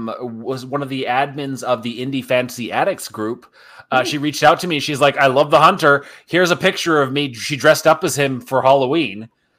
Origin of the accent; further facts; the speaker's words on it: Japan; me growing up in Japan, I love cherry blossom trees.